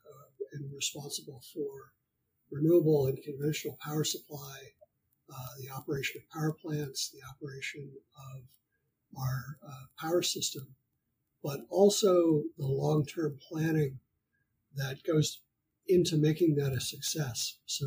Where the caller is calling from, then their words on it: Burbank, California, United States; I am recording this from Burbank, California in the United States.